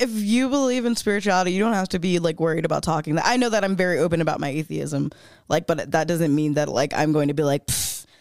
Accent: Florida, United States; now in Denver, United States; I grew up in Florida, I grew up super religious

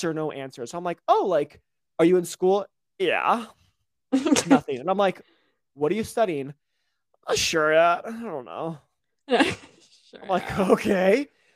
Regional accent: Mississippi, United States; now in Utah, United States; I'm from Mississippi in the middle of nowhere

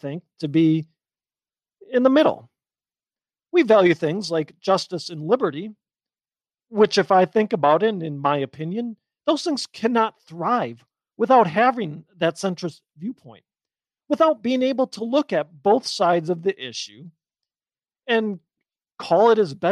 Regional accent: Wisconsin, United States; my home state of Wisconsin

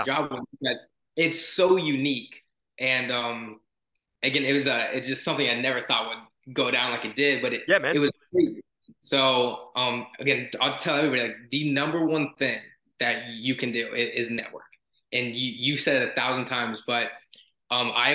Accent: Florida, United States; I'm from Florida.

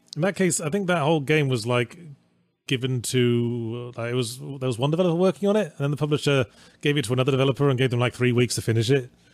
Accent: England, United Kingdom; I grew up in England

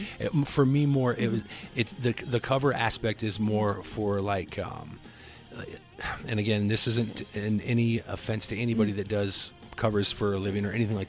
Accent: Cedar Rapids, Iowa, United States; But I'm from Iowa. I'm from Cedar Rapids

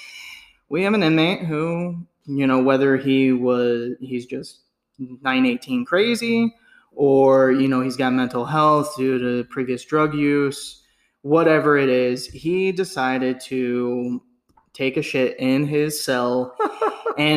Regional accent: Southern California, United States; we grew up in Southern California

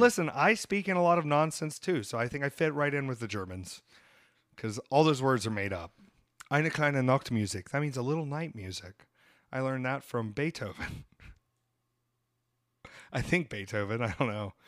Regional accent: United States; I'm American

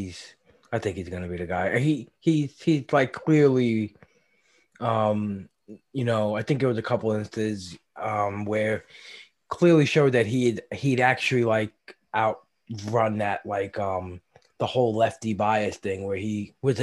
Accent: New York, United States; my hometown New York Mets?

